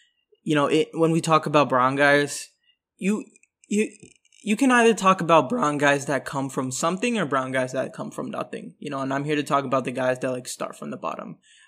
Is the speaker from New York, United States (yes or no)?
yes; New York City, New York, United States; I am from New York City.